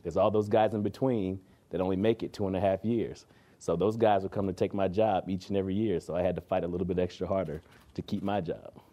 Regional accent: Kansas City, Missouri, United States; moved away as an adult; also born or lived in Toronto; now in Canada; I come from Kansas City, Missouri

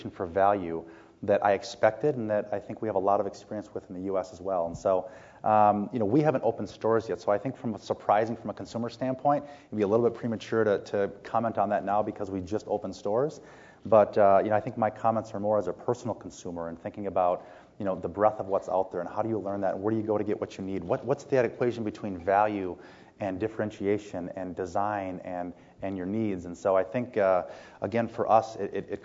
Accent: St. Paul, Minnesota, United States; moved away as an adult; now in Canada; I grew up in St. Paul, Minnesota, and I'd been there most of my life

